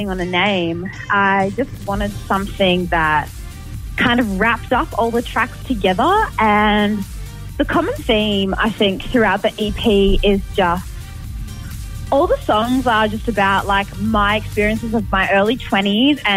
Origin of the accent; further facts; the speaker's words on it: Canberra, Australian Capital Territory, Australia; I'm from Canberra